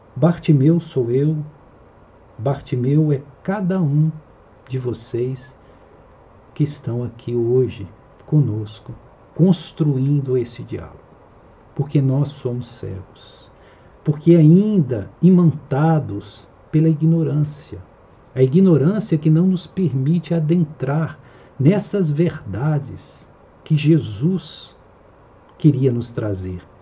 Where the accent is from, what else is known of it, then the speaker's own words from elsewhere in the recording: Minas Gerais, Brazil; moved away; lá em Minas, de onde eu venho